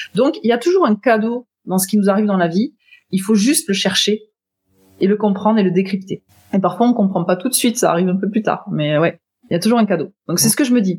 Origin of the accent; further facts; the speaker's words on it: Toulouse, Occitania, France; je viens de Toulouse